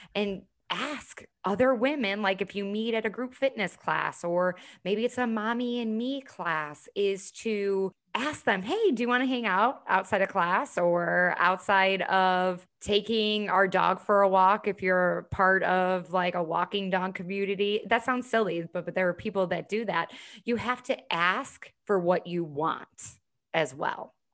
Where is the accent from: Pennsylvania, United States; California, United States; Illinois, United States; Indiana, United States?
Illinois, United States; Chicago; now in Charleston, United States; I'm originally from Chicago, live here in Charleston now.